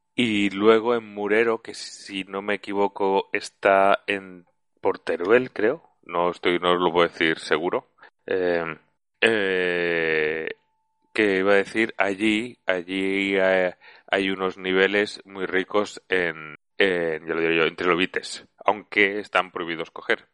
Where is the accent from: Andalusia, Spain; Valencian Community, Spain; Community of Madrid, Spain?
Valencian Community, Spain; Valencia; also born or lived in Zaragoza; yo soy de Valencia, pero estudié en Zaragoza